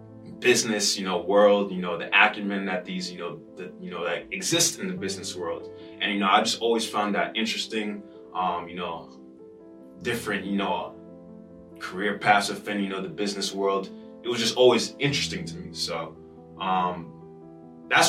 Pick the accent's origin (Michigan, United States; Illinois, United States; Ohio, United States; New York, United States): New York, United States; Rockland County; born and raised in New York, specifically the 845. Rockland County